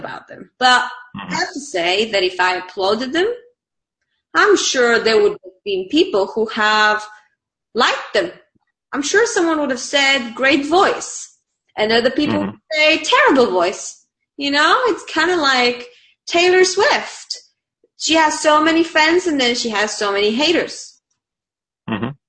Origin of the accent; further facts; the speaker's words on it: Bulgaria; English is a second language; moved away; I'm from Bulgaria